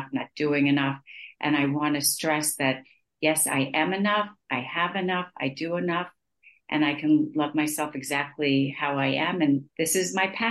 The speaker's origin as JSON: {"language": "English", "town": "Great Neck", "region": "New York", "country": "United States", "tie": "born or raised there", "also_born_or_lived": "Cornell (college)", "moved": "as an adult", "lives_now": "Israel", "said": "Growing up in Great Neck, I think I was very ashamed about being a Jewish American princess. That's how I was labeled, coming from Long Island"}